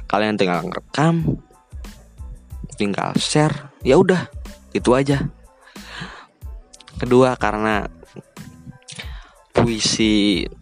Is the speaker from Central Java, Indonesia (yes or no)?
yes; Purworejo, Central Java, Indonesia; Saya sekarang bekerja di kota Tangerang. Saya berasal dari kota Purworejo. Kota ini di di antara kota Kebumen, kota Magelang, dan daerah istimewa Yogyakarta.